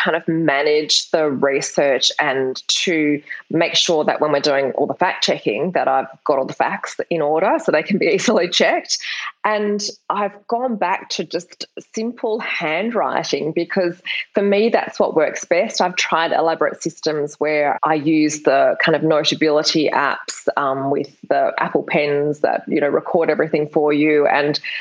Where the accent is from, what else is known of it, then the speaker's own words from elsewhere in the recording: Perth, Western Australia, Australia; I'm from Perth in Australia. It's a really small capital city. And when I graduated from high school, there were no universities offering creative writing degrees